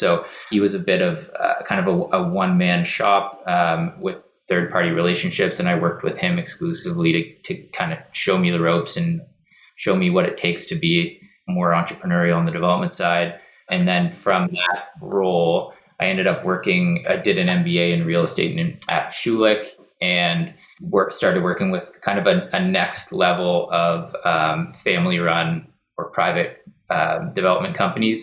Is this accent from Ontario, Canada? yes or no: no; Halifax, Nova Scotia, Canada; I grew up in Halifax, went to Dalhousie